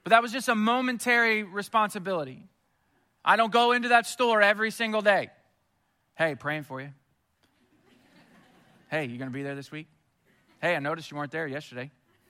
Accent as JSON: {"language": "English", "region": "Missouri", "country": "United States", "moved": "yes", "lives_now": "Houston, United States", "said": "I'm from Missouri, too"}